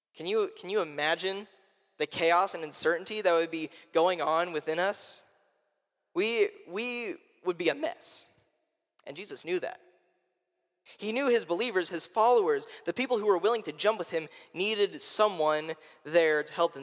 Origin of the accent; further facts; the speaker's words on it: Indianapolis, Indiana, United States; moved away; I'm from Indianapolis, Indiana